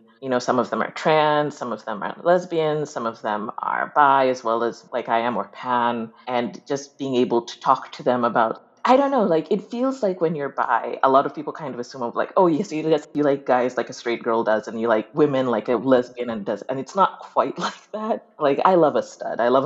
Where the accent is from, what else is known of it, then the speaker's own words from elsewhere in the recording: Uganda; moved away; I grew up in Uganda